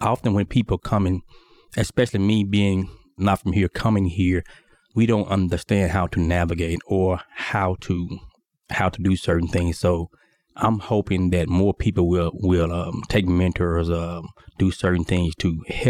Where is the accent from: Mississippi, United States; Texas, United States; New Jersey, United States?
Mississippi, United States; So growing up from Mississippi, I was raised on a farm.